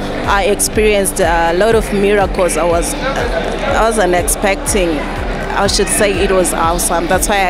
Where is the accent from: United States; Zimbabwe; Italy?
Zimbabwe; Mutare, Manicaland; I'm from Zimbabwe, ECG Mutare.